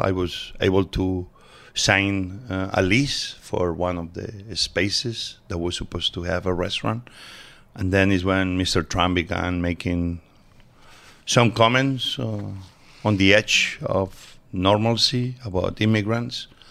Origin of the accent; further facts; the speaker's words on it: Barcelona, Catalonia, Spain; English is a second language; also born or lived in Mieres, Asturias, Spain; now in United States; I was born in Asturias, but we moved very early on to Barcelona